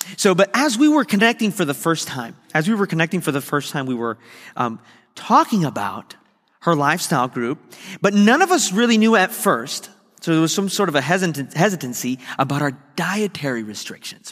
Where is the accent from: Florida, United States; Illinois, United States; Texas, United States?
Florida, United States; Miami; moved away as an adult; now in West Palm Beach, United States; I was leaving the church that I discovered my calling in, I had discovered that I would, God had called me to ministry. I'd grown up there